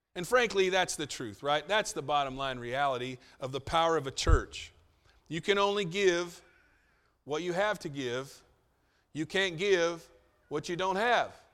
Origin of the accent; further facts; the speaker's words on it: United States; as an American